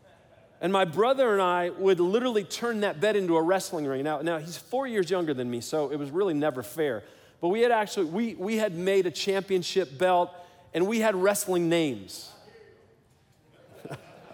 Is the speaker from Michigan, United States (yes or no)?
yes; Detroit, Michigan, United States; I grew up in Detroit, Michigan